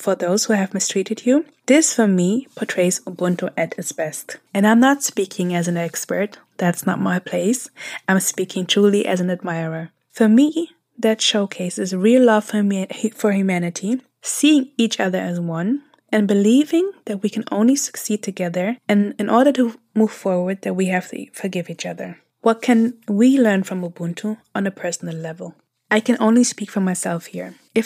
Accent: close to Frankfurt, Hesse, Germany; moved away as an adult; also born or lived in Eritrea; now in San Francisco Bay Area, United States; I was raised close to Frankfurt

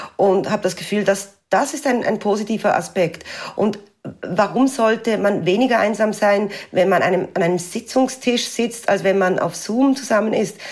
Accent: France; bei uns in Frankreich

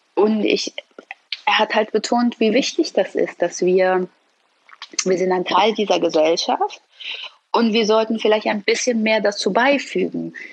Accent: Hamburg, Germany; also born or lived in Iran; es hier schon meine Heimat ist. Also ich habe Heimatsgefühle. Immer wenn ich aus Deutschland ausreise, Urlaub mache, wie auch immer und zurückkomme, habe ich das Gefühl, ich bin wieder zu Hause, insbesondere Hamburg.

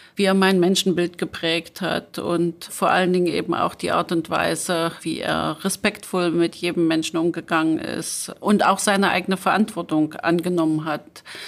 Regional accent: Apolda, Thuringia, Germany; ich bin in Apolda aufgewachsen

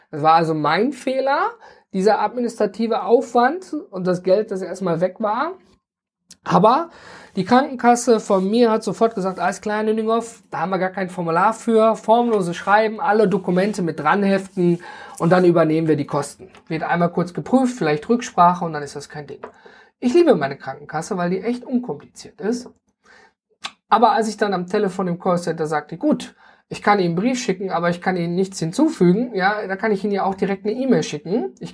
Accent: North Rhine-Westphalia, Germany; ich komme zum Beispiel aus dem Ruhrgebiet und da sind wir ja ein großer Misch an Völkchen, die alle zusammenkommen.

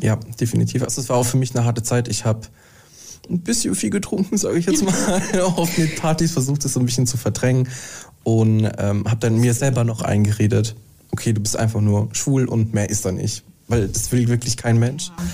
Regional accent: Mannheim, Baden-Württemberg, Germany; moved away; ich komme aus Mannheim

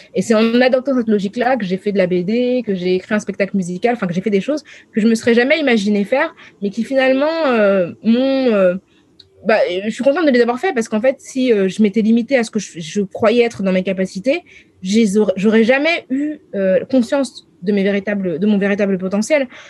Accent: France; je suis une française des années 2000

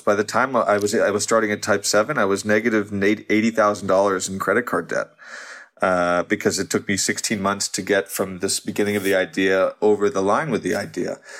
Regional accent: outside New York, United States; moved away as an adult; also born or lived in Los Angeles; whole childhood, I grew up outside New York

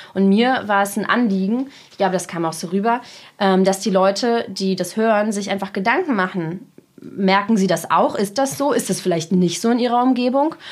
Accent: Germany; German is a second language; also born or lived in Russia; ich bin nur in Deutschland zur Schule gegangen

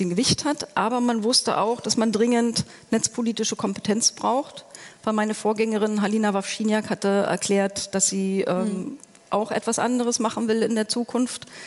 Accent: East Germany, Germany; ich bin im Osten groß geworden, ich habe in der DDR noch studiert

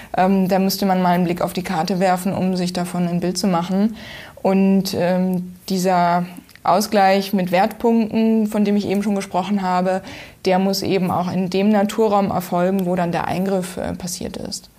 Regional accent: Oberbergisches Land, North Rhine-Westphalia, Germany; Ähm, ich komme aus dem Oberbergischen. Das liegt in NRW, circa 40 Kilometer östlich von Köln.

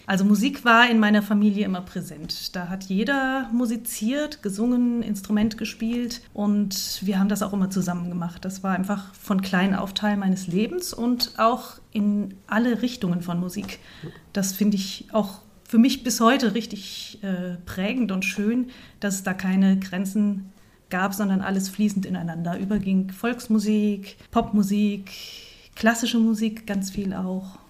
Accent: Fulda, Hesse, Germany; also born or lived in Kassel; Ich bin gerne in Fulda aufgewachsen und wie man sieht, auch wieder hierher zurückgekommen

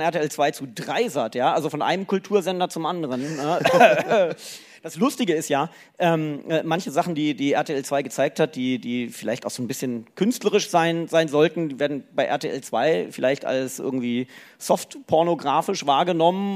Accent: Lower Saxony, Germany; moved away; also born or lived in Cologne; Äh, ich bin ja Niedersachse

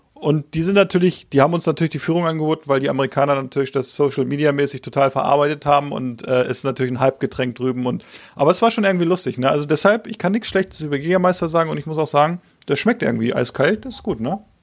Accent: Hanover, Lower Saxony, Germany; als Hannoveraner

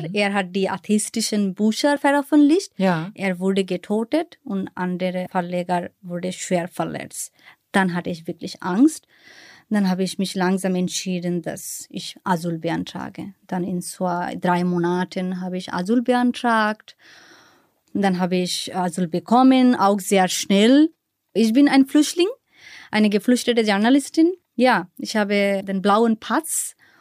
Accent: Bangladesh; German is a second language; moved away as an adult; now in Berlin, Germany; was ich in Bangladesch damals gehasst habe

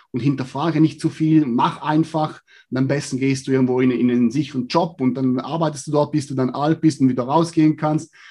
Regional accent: Switzerland; Ja, grundsätzlich als Schweizer, ja, oder als Mensch allgemein ist mein Fokus

